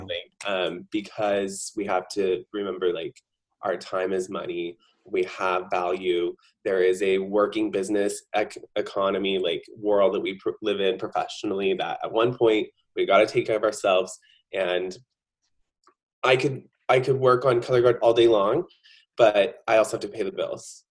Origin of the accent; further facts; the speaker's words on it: Lodi, California, United States; also born or lived in Stockton, California / Granite Bay, California; I am a Northern California native, so I was born in Stockton, California, raised in Lodi